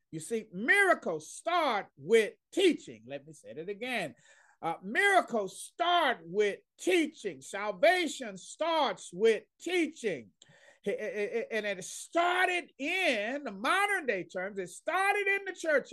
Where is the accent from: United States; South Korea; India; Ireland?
United States; Dallas, Texas; moved away as an adult; now in Pauls Valley, United States; I'm from Dallas, Texas. Grew up there, loved there